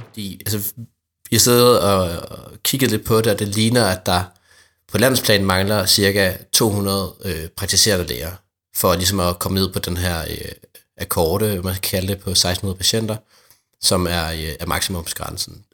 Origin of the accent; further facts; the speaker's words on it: Odder, Central Denmark Region, Denmark; min egen hjemby. Godt, hvad du kalder mig en storbydreng, men jeg kommer faktisk fra Odder, som er en lille by, øh, nå, 20 km fra Aarhus